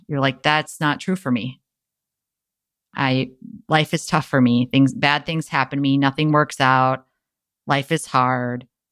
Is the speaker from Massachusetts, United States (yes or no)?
no; Wisconsin, United States; now in San Diego, United States; my hometown of Wisconsin